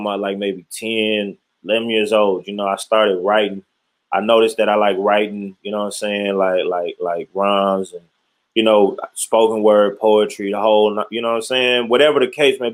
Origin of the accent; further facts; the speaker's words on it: Detroit, Michigan, United States; Born and raised in Detroit